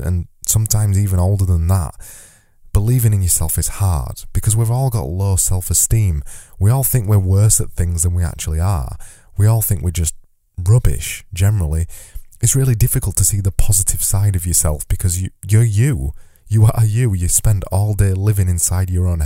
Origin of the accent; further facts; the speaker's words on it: United Kingdom; as a British person